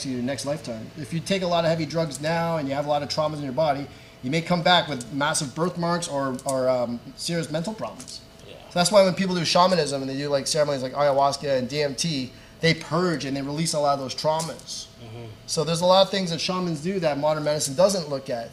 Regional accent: Canada; I grew up in Canada. My family's in the Philippines

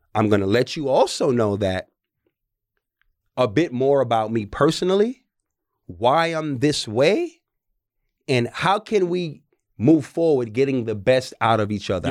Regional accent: New York City, New York, United States; moved away; I'm from the Bronx, New York.

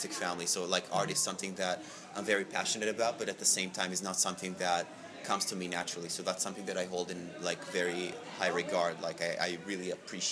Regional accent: Israel; moved away as an adult; also born or lived in New York; now in Los Angeles, United States; growing up in Israel

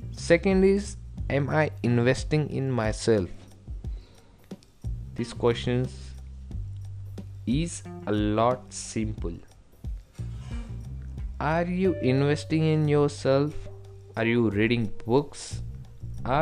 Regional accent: India; from India

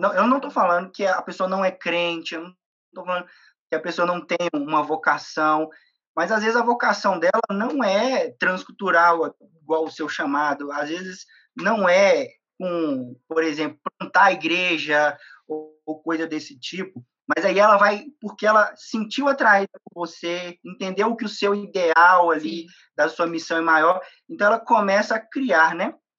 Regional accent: interior of Minas Gerais, Brazil; moved away; also born or lived in Belo Horizonte; eu sou do, do interior eu sou do interior de Minas. É, eu saí de Minas para do, do, interior para vir para Belo Horizonte para poder estudar

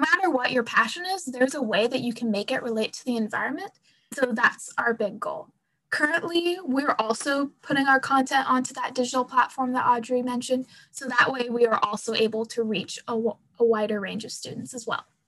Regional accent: Pacific Northwest, United States; I'm from the Pacific Northwest, so trees are kind of just a fact of life

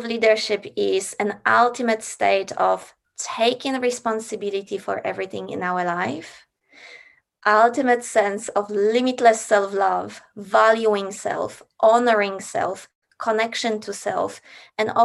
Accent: Poland; moved away as an adult; now in Australia; I grew up in Poland

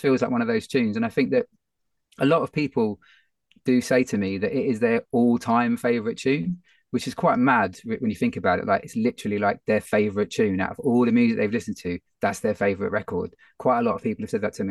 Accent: London, United Kingdom; it's my hometown.

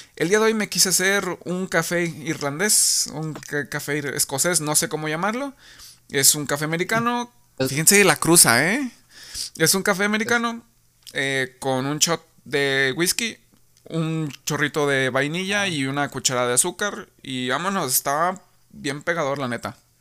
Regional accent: Tepic, Nayarit, Mexico; nosotros somos de Tepic Nayarit.

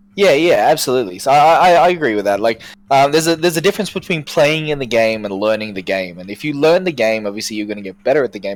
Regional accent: Brisbane, Queensland, Australia; I've born I've been born and raised in Brisbane my entire life.

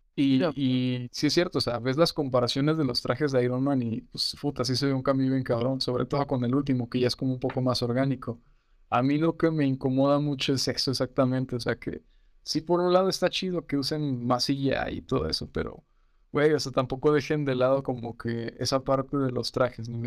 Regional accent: Mexico; nosotros como mexicanos

